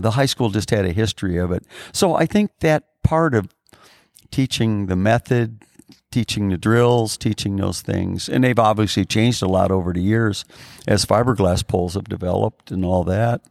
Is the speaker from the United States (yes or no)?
yes; Chicago Heights, Illinois, United States; we grew up on Steger Road on the south, on the southernmost end of Cook County